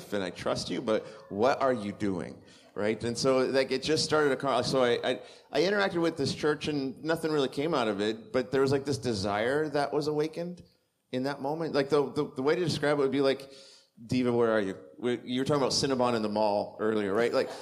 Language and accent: English; Southern California, United States; moved away as an adult; also born or lived in Thunder Bay, Canada; we're from Southern California originally.